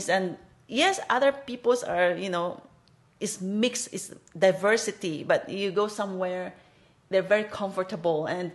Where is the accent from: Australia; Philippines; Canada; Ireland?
Philippines; moved away as an adult; now in Hong Kong; I'm from Philippines and I've been here in Hong Kong for 16 years